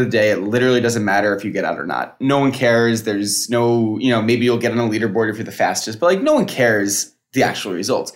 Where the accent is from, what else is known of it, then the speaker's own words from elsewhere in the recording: Schaghticoke, New York, United States; now in California, United States; I am from, also what people would say is not, I'm California now, but what people would say is not New York, but upstate New York as well, from outside of Albany.